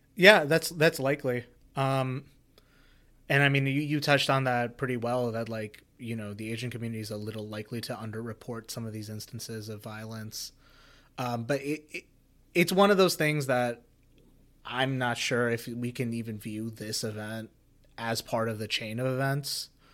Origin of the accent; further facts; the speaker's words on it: India; growing up in India